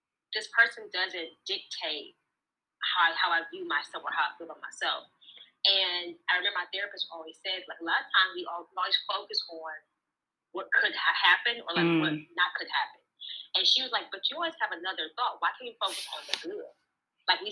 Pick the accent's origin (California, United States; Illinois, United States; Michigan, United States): Michigan, United States; Detroit; also born or lived in Flint, Michigan; I was born in Flint, but I live in Detroit. I was raised in Detroit all my life